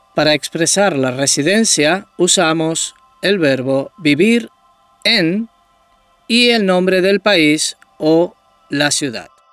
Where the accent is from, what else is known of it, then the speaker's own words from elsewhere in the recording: Tenerife, Canary Islands, Spain; Soy español, soy de Tenerife.